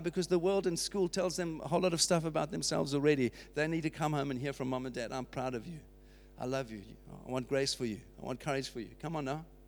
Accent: United Kingdom; that's what marks us as British citizens

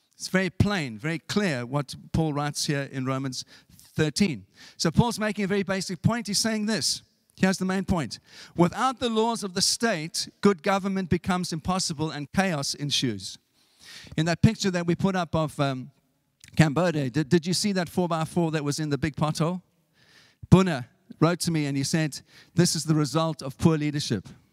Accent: South Africa; moved away; when I was growing up in South Africa

